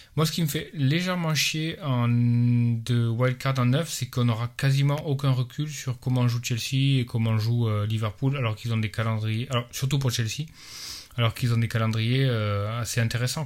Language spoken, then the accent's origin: French; France; moved away; nous, quand on est des Français à l'étranger